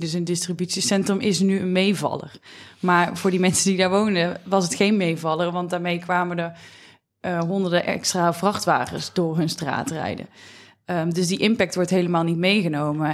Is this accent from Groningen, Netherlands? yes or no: no; near Roosendaal, North Brabant, Netherlands; Ik kom zelf uit Brabant